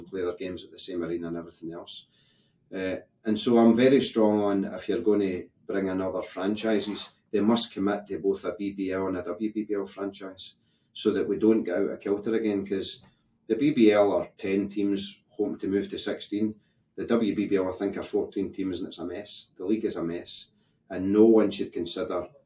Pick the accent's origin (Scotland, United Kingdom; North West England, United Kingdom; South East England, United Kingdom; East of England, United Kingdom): Scotland, United Kingdom; we are Scottish.